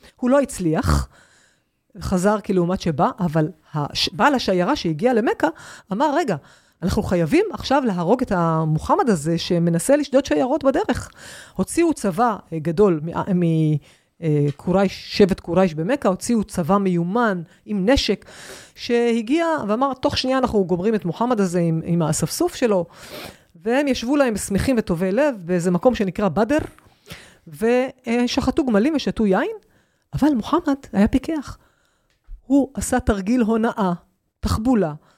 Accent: Israel; אני מישראל

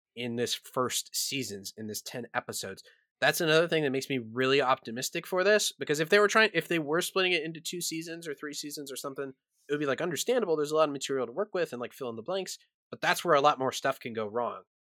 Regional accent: Kansas City, United States; I am from Kansas City, or the Kansas City area, at least

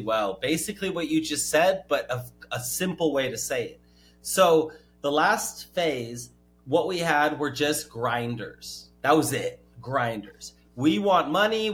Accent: California, United States; I'm from California.

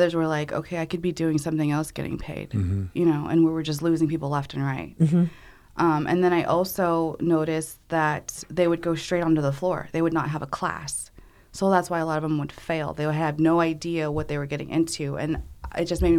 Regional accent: Phoenix, Arizona, United States; I grew up in Phoenix and all I knew was Phoenix

